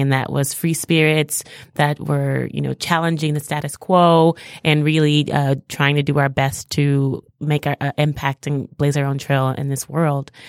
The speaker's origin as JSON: {"language": "English", "town": "Houston", "region": "Texas", "country": "United States", "tie": "born or raised there", "also_born_or_lived": "New York City", "moved": "as an adult", "lives_now": "Detroit, United States", "said": "I'm actually originally from Houston, Texas. I grew up in Texas"}